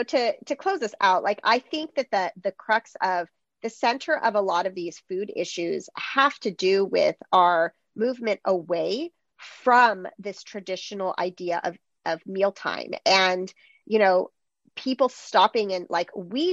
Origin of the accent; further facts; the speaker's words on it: Greece; English is a second language; I'm from Greece and in Greece, like mealtimes last for like hours for sure. Like every time when we go back, it's like mealtime is like a drawn out thing.